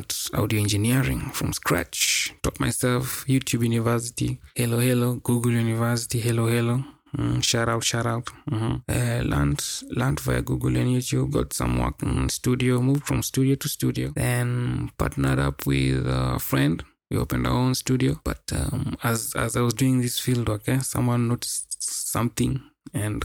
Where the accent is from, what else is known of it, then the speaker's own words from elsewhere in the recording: Kenya; I hail from Kenya, East Africa.